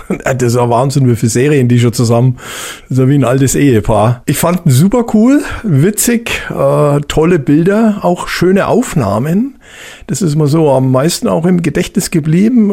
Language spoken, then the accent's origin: German; Hallertau, Bavaria, Germany; ich komme ja aus der Hallertau, also Freisinger Hinterland ist ja große äh, äh, Hopfengegend